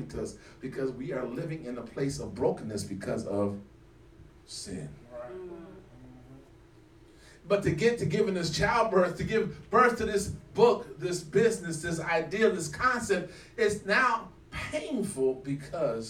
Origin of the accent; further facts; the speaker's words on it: California, United States; also born or lived in Mecklenburg County, North Carolina; now in Charlotte, United States; I grew up in California, lived on the next to the beach